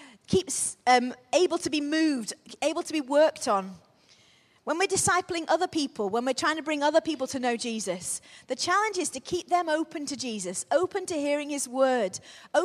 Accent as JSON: {"language": "English", "town": "Crewe", "region": "North West England", "country": "United Kingdom", "tie": "born or raised there", "said": "Crewe was very much, when I was growing up, we grew up in Crewe."}